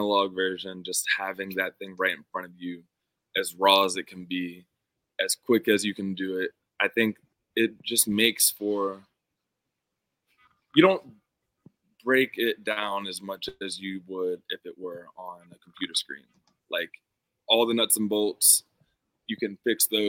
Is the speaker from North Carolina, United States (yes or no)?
no; Pittsburgh, Pennsylvania, United States; my hometown of Pittsburgh